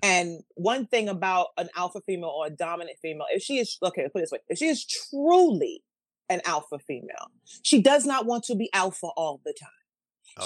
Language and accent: English; New York City, New York, United States; moved away as an adult; also born or lived in Manhattan, New York / Harlem, New York; now in New Jersey, United States; I was two when we moved to the Bronx, and we moved to the Bronx, and that's where we stayed pretty much until my adult life when I moved here to New Jersey.